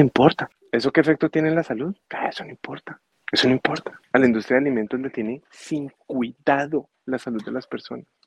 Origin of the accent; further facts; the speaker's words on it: Colombia; now in United States; yo soy colombiano